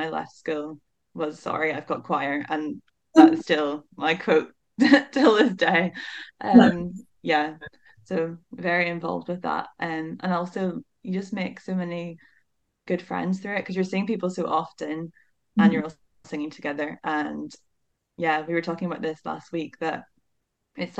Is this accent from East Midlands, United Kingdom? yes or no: no; Northern Ireland, United Kingdom; moved away as an adult; now in Aberdeen, United Kingdom; I come from Northern Ireland